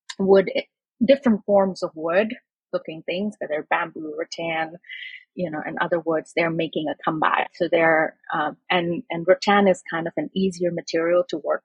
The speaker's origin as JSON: {"language": "English", "country": "India", "tie": "born or raised there", "moved": "yes", "lives_now": "Brooklyn, United States", "said": "I grew up in India"}